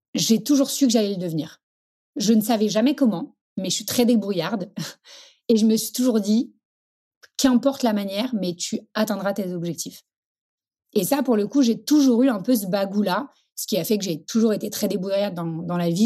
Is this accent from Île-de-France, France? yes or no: yes; Paris, Île-de-France, France; Je suis parisienne